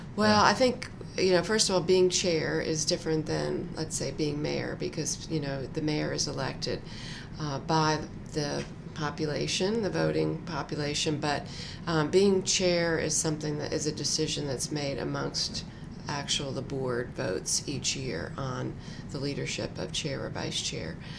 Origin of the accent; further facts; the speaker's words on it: New Jersey, United States; moved away as an adult; now in Durham, United States; I grew up in New Jersey.